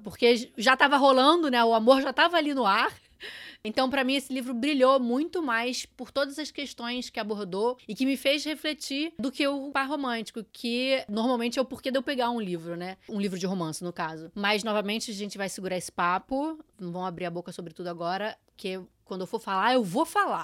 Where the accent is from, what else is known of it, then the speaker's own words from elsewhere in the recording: Brazil; somos brasileiros brasileiros